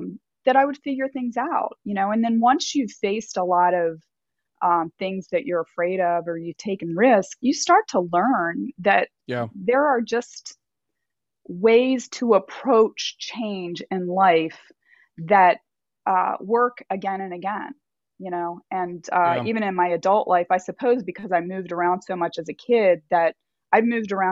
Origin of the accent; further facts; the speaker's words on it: Maryland, United States; moved away; also born or lived in Delaware / Virginia; I'm from Maryland originally, but my family lived in Delaware